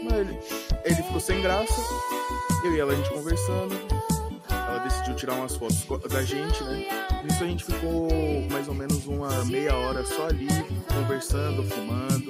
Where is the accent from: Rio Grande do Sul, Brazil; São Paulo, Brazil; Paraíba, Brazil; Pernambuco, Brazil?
São Paulo, Brazil; tenho 22 anos, sou da zona sul de São Paulo